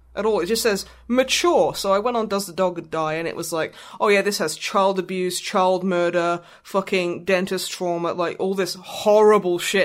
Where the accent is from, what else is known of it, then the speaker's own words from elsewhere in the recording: Australia; I am from Australia, I am technically an Australian.